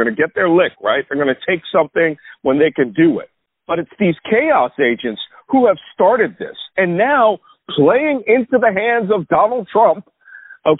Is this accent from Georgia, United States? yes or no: no; Philadelphia, Pennsylvania, United States; I grew up in West Philly